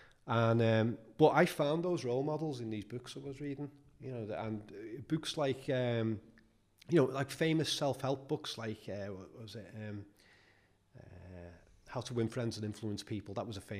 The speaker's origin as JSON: {"language": "English", "town": "Liverpool", "region": "North West England", "country": "United Kingdom", "tie": "born or raised there", "said": "I was born in Netherley, lived there till I was seven, and. You know, in those times, Liverpool was rough and it stayed rough until at least 1990."}